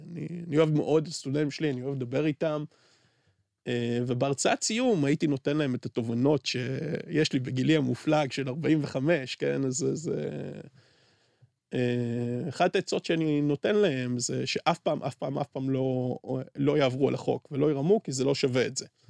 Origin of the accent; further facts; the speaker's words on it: Beersheba, Southern District, Israel; אני בתור באר שבעי שגדל בשכונת פשע